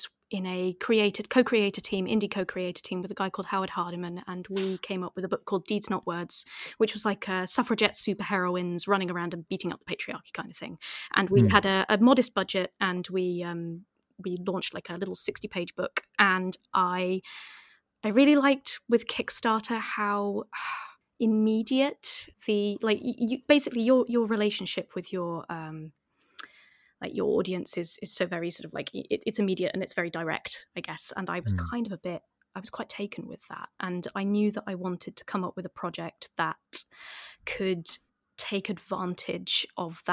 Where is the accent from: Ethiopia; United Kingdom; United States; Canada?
United Kingdom; Northamptonshire, East Midlands; I'm from Northamptonshire